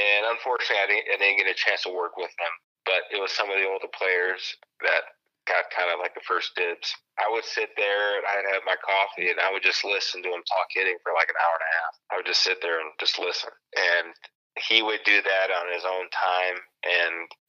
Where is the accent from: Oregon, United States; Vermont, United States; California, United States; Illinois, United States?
Illinois, United States; Chicago; now in Arizona, United States; Mike Cameron was one guy that I watched growing up in Chicago